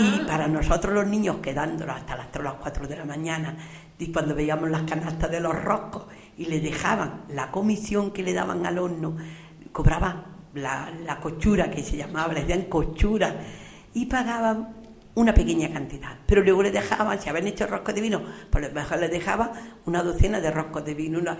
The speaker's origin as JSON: {"language": "Spanish", "town": "Purullena", "region": "Andalusia", "country": "Spain", "tie": "born or raised there", "also_born_or_lived": "Baza / Guadix", "said": "yo he sido una niña que estado siempre en la calle, me criaba como los pájaros, libre como, los pájaros. Pues he conocido cada familia del pueblo"}